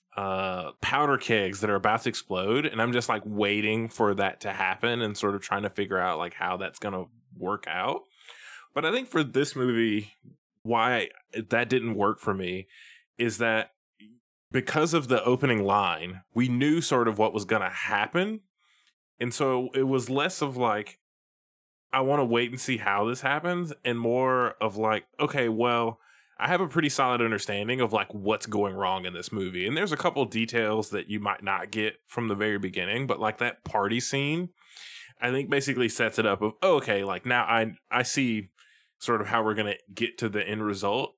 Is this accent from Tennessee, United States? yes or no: yes; Tennessee, United States; Samuel L. Jackson is from my home state of Tennessee